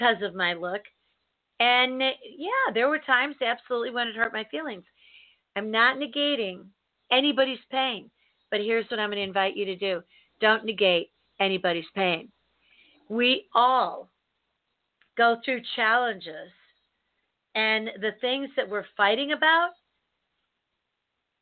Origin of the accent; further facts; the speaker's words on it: Chicago, Illinois, United States; also born or lived in St. Louis; I was born and raised in Chicago, in the city.